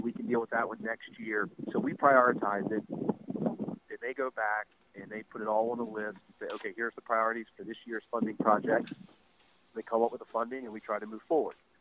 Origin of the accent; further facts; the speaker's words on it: Baltimore County, Maryland, United States; I grew up in Baltimore County